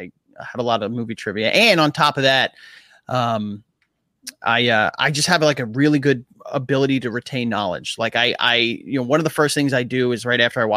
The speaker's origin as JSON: {"language": "English", "region": "New York", "country": "United States", "moved": "as an adult", "lives_now": "New Jersey, United States", "said": "I'm from Queens as well."}